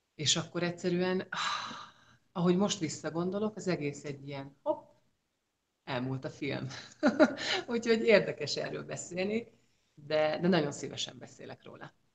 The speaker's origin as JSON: {"language": "Hungarian", "town": "Győr", "region": "Győr-Moson-Sopron", "country": "Hungary", "tie": "born or raised there", "also_born_or_lived": "Miskolc / Switzerland", "moved": "as an adult", "said": "40 éve ott születtem, és ott nőttem föl"}